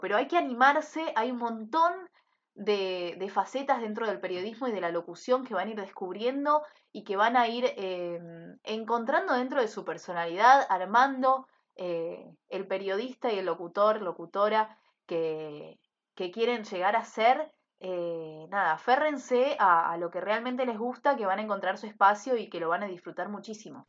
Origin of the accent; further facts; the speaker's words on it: Monte Grande, Buenos Aires Province, Argentina; yo soy de Monte Grande